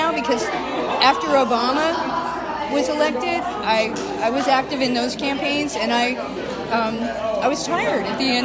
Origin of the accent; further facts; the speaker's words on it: Pennsylvania, United States; moved away as an adult; now in Florida, United States; I grew up in Pennsylvania.